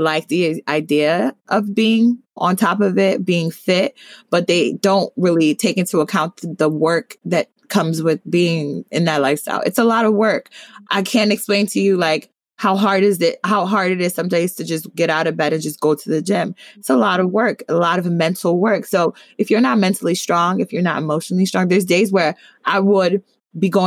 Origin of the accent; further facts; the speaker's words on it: New Jersey, United States; I'm from Jersey